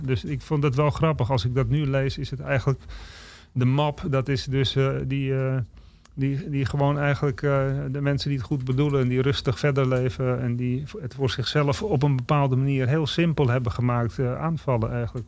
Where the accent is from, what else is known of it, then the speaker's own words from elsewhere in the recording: Amsterdam, North Holland, Netherlands; moved away as an adult; also born or lived in Czech Republic; ik ben opgegroeid in West. En West is in principe een nieuwbouwwijk.